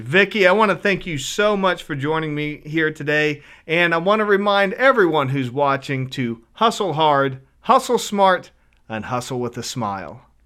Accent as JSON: {"language": "English", "town": "Spring Hill", "region": "West Virginia", "country": "United States", "tie": "born or raised there", "said": "I grew up in Spring Hill"}